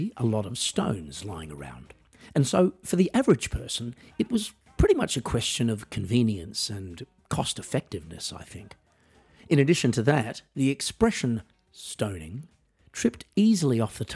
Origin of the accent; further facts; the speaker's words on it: Australia; I am an Australian musician